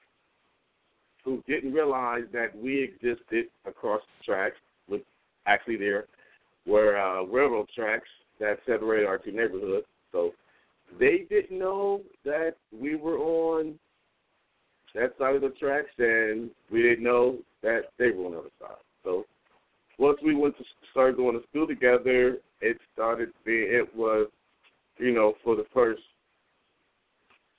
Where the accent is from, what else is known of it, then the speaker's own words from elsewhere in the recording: Columbus, Ohio, United States; I grew up on Southfield Drive, right behind Clearfield School.